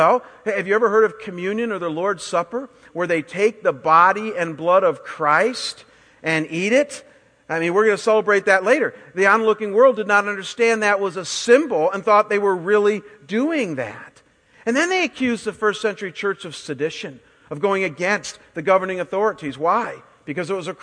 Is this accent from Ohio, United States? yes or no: yes; Chagrin Falls, Ohio, United States; I walked into my home, my parents' home in Chagrin there